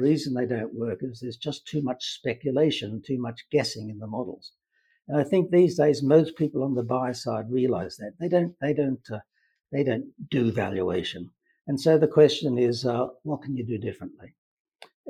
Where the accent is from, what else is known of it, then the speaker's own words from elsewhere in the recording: Australia; moved away as an adult; I grew up in Australia, University of Queensland in Brisbane